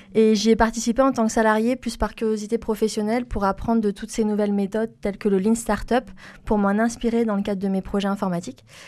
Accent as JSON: {"language": "French", "town": "Toulouse", "region": "Occitania", "country": "France", "tie": "born or raised there", "also_born_or_lived": "Paris region", "said": "je suis née en région parisienne et j'ai grandi sur Toulouse suite à la mutation professionnelle de mon père"}